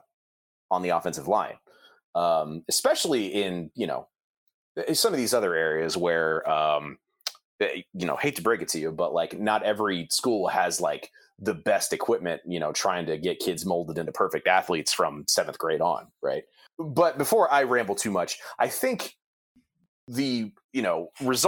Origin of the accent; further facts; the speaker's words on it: Ohio, United States; I grew up in Ohio